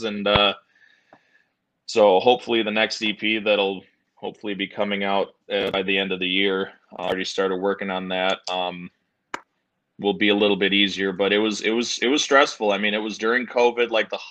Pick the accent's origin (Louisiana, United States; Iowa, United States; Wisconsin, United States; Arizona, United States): Wisconsin, United States; moved away; I'm from Wisconsin originally